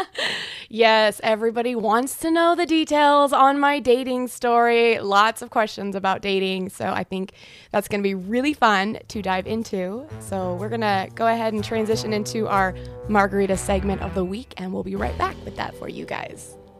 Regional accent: Nebraska, United States; I grew up in a small town of 500 people.

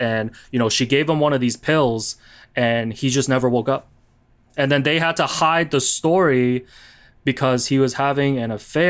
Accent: Hong Kong; my parents would tell me bits and pieces about him, you know, when I was growing up in Hong Kong.

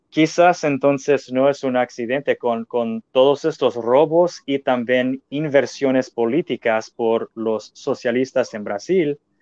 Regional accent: United States; yo amo siendo norteamericano

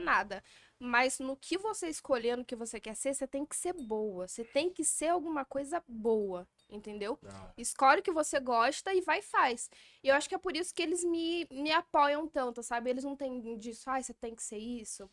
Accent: Barra do Piraí, Rio de Janeiro, Brazil; now in São Paulo, Brazil; sou barrense, Barra

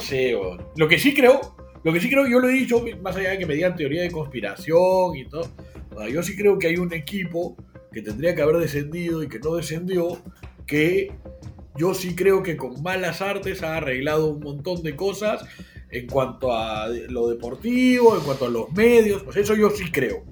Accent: Peru

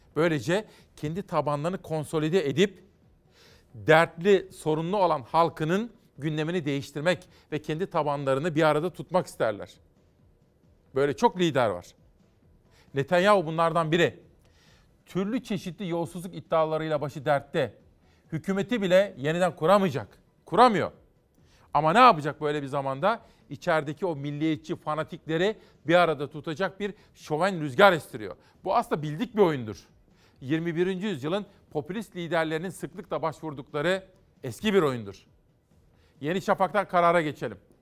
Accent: Kütahya, Turkey; ben bir Kütahyalıyım

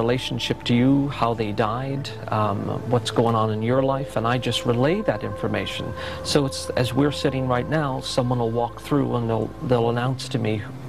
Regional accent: Northern Ireland, United Kingdom; I grew up in Northern Ireland. I'm the youngest of 7 boys

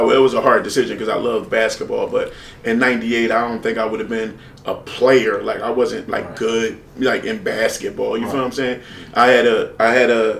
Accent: Philadelphia, Pennsylvania, United States; I'm from North Philly, man. Born and raised. I still live in North Philly

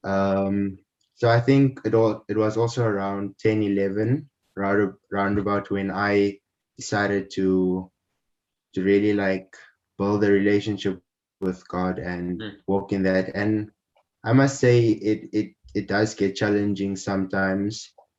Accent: Windhoek, Khomas, Namibia; born there; Yeah, so I was born in Namibia, in the capital city, Windhoek.

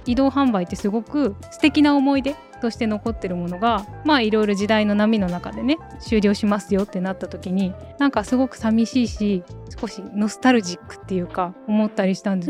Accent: Chūgoku region, Japan; now in Tokyo, Japan; 私割と地元が中国地方とか遠めなので

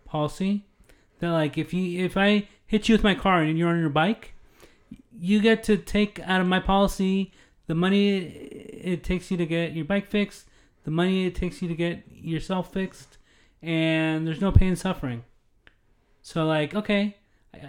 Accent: United States; also born or lived in Netherlands; I'm an American

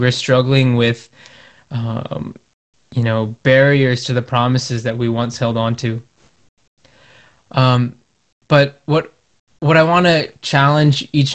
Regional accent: Connecticut, United States; I'm from Connecticut

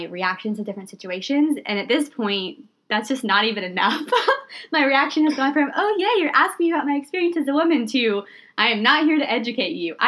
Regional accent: the South, United States; moved away as an adult; I grew up in the South and moved away after college

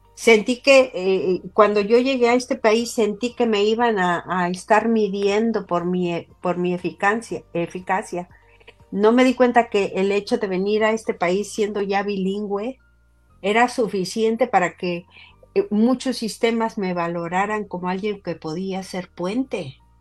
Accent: Mexico; first language Spanish; now in Utah, United States; Yo estoy hablando como inmigrante mexicana

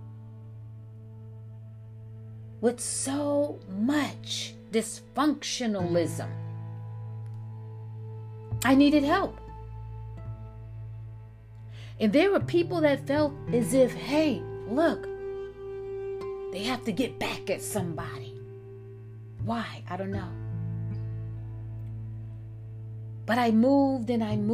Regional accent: New York City, New York, United States; also born or lived in Nyack, New York / Valley Cottage, New York; I was born in Harlem, New York. The South Side, they say. Then we moved to the Bronx, New York, the South Side. From there, we moved upstate New York to Nyack and Valley Cottage

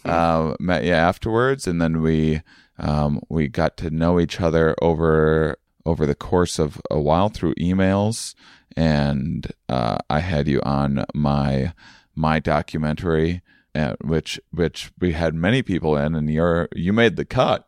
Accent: Onalaska, Wisconsin, United States; moved away; my hometown of of uh, Onalaska, Wisconsin

